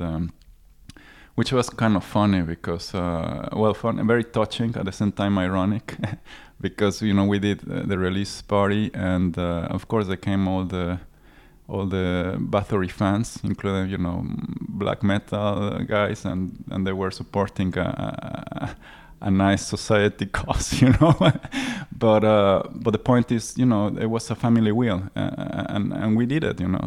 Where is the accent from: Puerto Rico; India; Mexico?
Mexico; Mexico City; moved away; I come from Mexico City